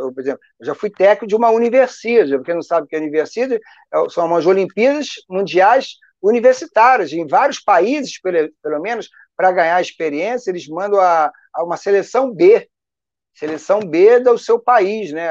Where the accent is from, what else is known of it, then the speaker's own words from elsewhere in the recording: Rio de Janeiro, Brazil; eu sou carioca, né? Eu sou nascido e criado aqui no Rio de Janeiro